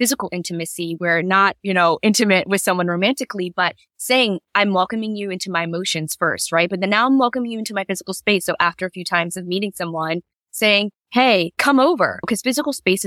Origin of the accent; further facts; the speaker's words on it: Virginia Beach, Virginia, United States; I grew up in Virginia Beach, Virginia